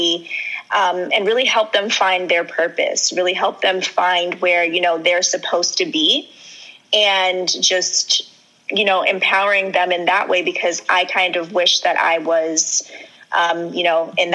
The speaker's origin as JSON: {"language": "English", "area": "Long Island", "region": "New York", "country": "United States", "tie": "born or raised there", "also_born_or_lived": "Trinidad and Tobago (ancestry)", "said": "And I'm from Long Island, New York. I grew up in Long Island majority of my life."}